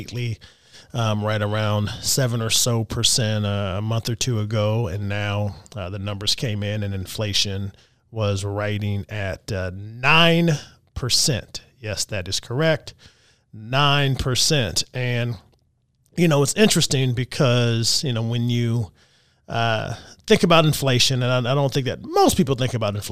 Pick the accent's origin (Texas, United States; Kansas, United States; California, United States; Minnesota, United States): Texas, United States; now in Louisville, United States; I'm originally from Texas